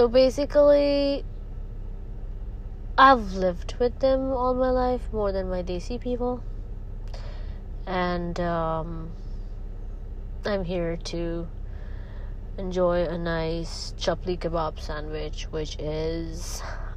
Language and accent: English; Saudi Arabia; I've been in Saudi all my life, and by blood, I'm Pakistani